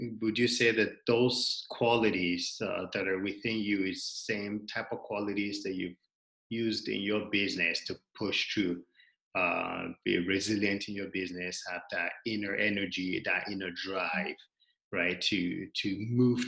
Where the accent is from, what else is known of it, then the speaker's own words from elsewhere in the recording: Regina, Saskatchewan, Canada; we grew up in Regina here together